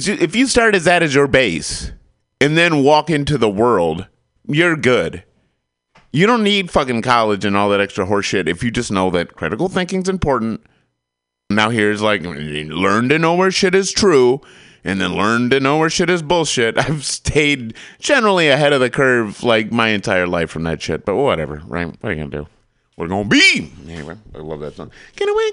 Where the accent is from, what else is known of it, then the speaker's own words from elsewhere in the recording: Michigan, United States; I grew up in Michigan